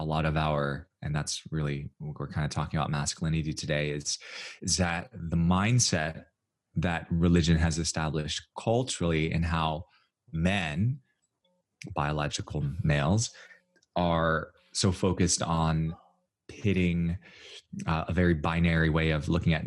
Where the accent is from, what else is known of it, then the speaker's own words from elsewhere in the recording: United States; I'm Chinese American